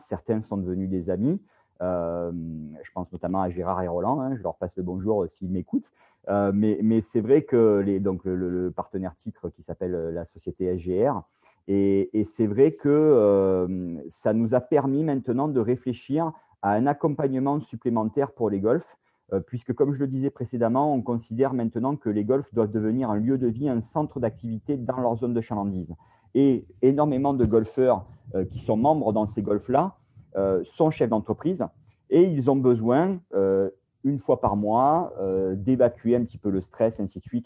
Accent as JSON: {"language": "French", "area": "Bouches-du-Rhône", "region": "Provence-Alpes-Côte d'Azur", "country": "France", "also_born_or_lived": "Paris", "accent": "southern French", "moved": "as an adult", "said": "je suis originaire euh, des Bouches-du-Rhône, dans le sud-est de la France, comme euh, mon accent l'indique"}